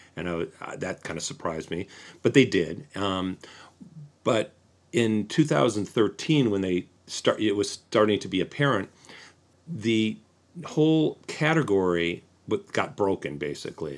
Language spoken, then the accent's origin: English; Detroit, Michigan, United States; moved away as an adult; also born or lived in Los Angeles; I'm from the Detroit area